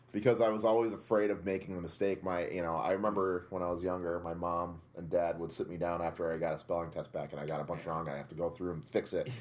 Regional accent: Tunkhannock, Pennsylvania, United States; our high school mascot was a Tunkhannock tiger

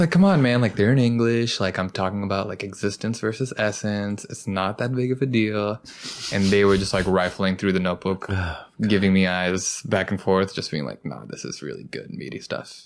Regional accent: Kennesaw, Georgia, United States; now in New York, United States; growing up in Kennesaw, Georgia

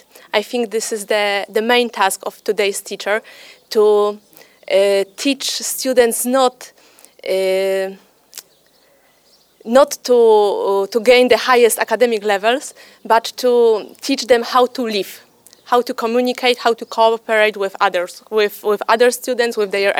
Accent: Poland; I'm from Poland.

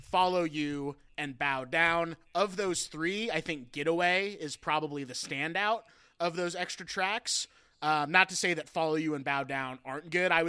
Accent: Pacific Northwest, United States; I'm from the Pacific Northwest, you know

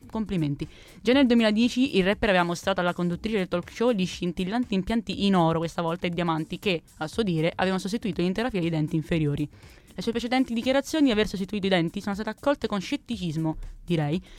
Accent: Abruzzo, Italy; sono abruzzese anche

